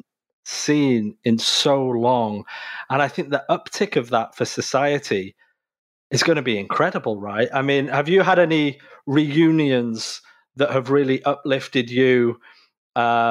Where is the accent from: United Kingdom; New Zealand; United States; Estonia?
United Kingdom; now in North America; I'm originally from the United Kingdom, but obviously I live in North America.